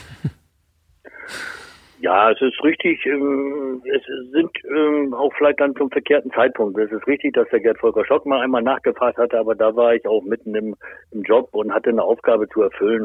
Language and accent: German; Lohne, Lower Saxony, Germany; ich komme ja aus, aus Lohne, das ist nicht so weit weg von Osnabrück